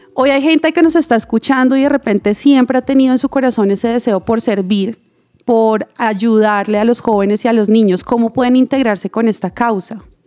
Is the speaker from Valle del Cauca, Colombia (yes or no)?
no; Bogotá, Colombia; also born or lived in Santander; yo nací en Bogotá, pero toda mi familia es Santander